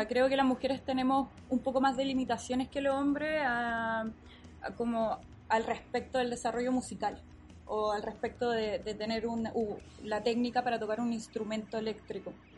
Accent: Lo Barnechea, Santiago Metropolitan Region, Chile; soy del Cerro 18 de los Barnechea.

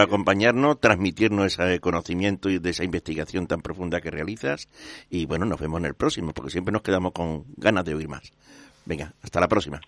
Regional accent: Seville, Andalusia, Spain; somos sevillanos principalmente, todos

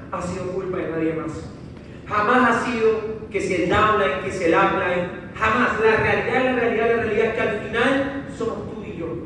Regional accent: Ecuador; digo, no, pero yo soy de Ecuador. En Ecuador ni siquiera está bueno. yo soy de Ecuador.

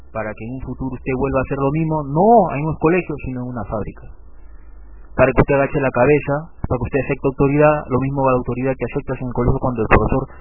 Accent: Peru; mi experiencia en la escuela peruana.

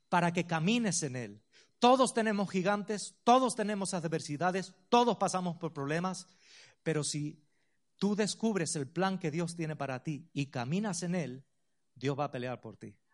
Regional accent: Ciudad Real, Castilla-La Mancha, Spain; Yo soy de Ciudad Real, la tierra de Don Quijote y Sancho Panza.

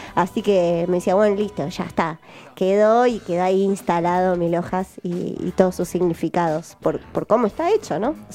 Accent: Buenos Aires, Argentina; yo soy de Capital, soy, yo soy mm. re porteña

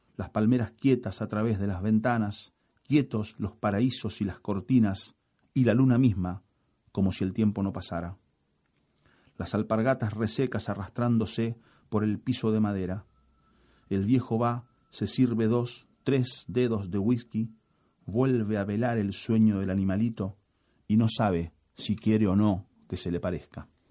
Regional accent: Rosario, Santa Fe, Argentina; nací en Rosario, tengo 54 años

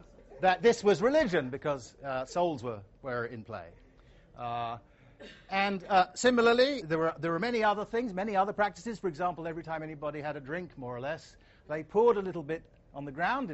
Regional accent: Asante, Ashanti, Ghana; coming into the country that I grew up in, Ghana, the society that I grew up in, Asante

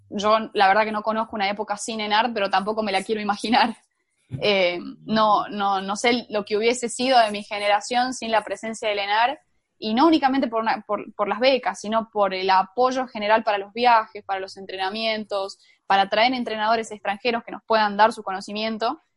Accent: La Rioja, Argentina; me vine a la casa de mis padres, a La Rioja

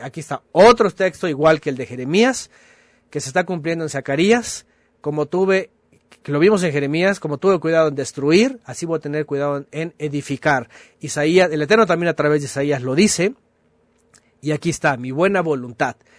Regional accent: Mexico; somos mexicanos

